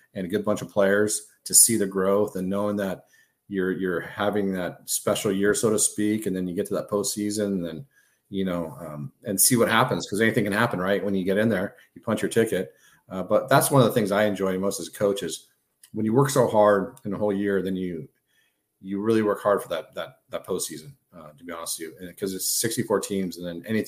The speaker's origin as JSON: {"language": "English", "region": "California", "country": "United States", "said": "I'm from California"}